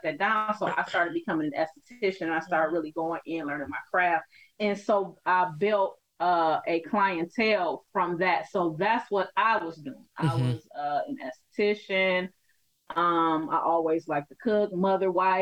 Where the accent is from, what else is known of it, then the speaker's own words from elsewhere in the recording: Detroit, Michigan, United States; moved away as an adult; now in California, United States; I grew up in Detroit, Michigan